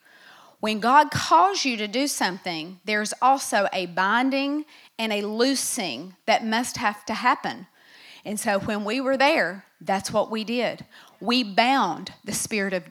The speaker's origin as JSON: {"language": "English", "country": "United States", "said": "I am an American"}